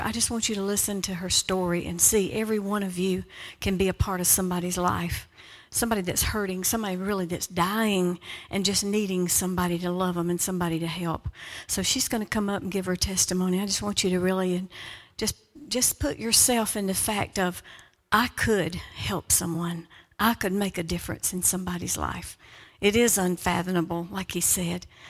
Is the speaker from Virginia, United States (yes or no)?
no; Georgia, United States; we are from Georgia